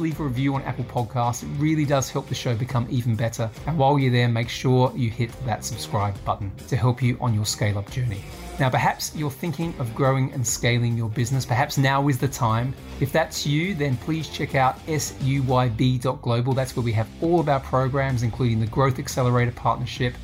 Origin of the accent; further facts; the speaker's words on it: Australia; now in United Kingdom; I'm Australian